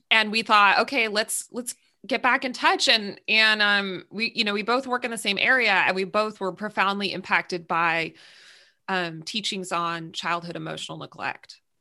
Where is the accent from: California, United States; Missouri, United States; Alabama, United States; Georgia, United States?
California, United States; I'm from California.